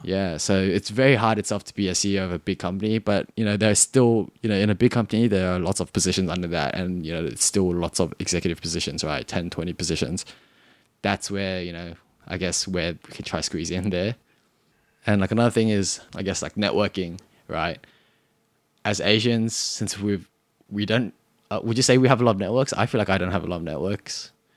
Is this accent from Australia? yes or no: yes; Cabramatta, New South Wales, Australia; accent: Australian; I'm from Australia. I'm from, actually, I'm from Karamata.